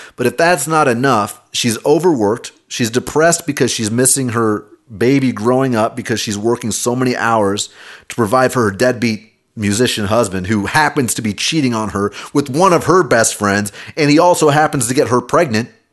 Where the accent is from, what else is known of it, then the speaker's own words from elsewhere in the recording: Kansas City, United States; I grew up in Kansas City